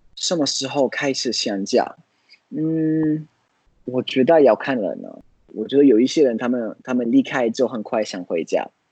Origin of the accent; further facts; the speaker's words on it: Florence, Tuscany, Italy; Chinese is a second language; moved away as an adult; also born or lived in United States; now in Tainan, Taiwan; 去我老家，可以去啊，佛罗伦斯